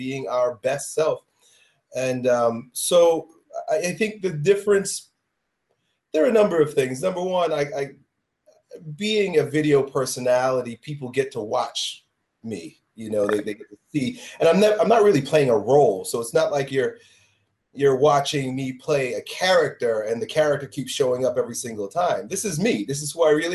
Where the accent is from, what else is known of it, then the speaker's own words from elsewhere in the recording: a suburb of New York City, United States; growing up in a suburb of New York City